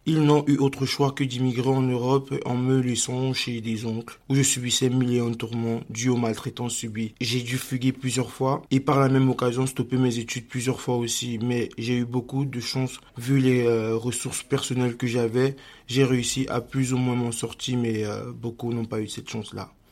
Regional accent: Cameroon; le Cameroun, ma terre natale

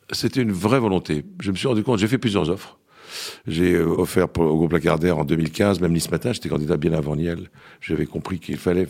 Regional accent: Lebanon; now in France; le Liban, mon pays d'origine

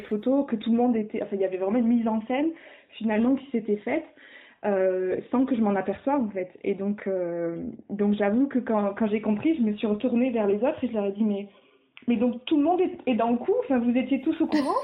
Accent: south of France, France; now in Brussels, Belgium; on habite euh, euh, une à Lille et l'autre à Bruxelles et on est originaire du sud de la France

